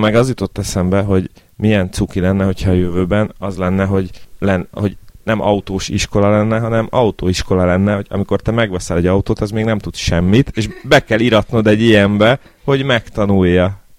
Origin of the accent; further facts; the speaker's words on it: Budapest, Hungary; én Angyalföldön nőttem fel